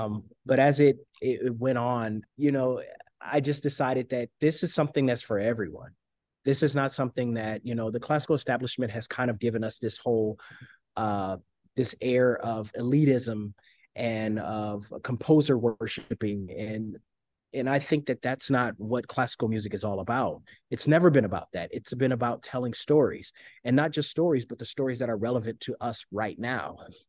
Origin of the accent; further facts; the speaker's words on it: Detroit, Michigan, United States; I'm from Detroit. Everything was rap and hip hop growing up.